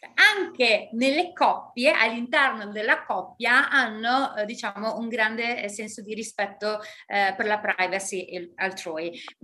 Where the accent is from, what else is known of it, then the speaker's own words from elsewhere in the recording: Italy; moved away; io sono nata in Italia, sono stata cresciuta